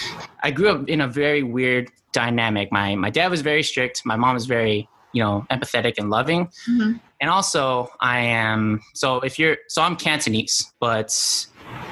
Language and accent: English; Albuquerque, New Mexico, United States; I am from Albuquerque, New Mexico. If you guys watch Breaking Bad, that's exactly where I'm from. It depicts New Mexico quite perfectly, actually.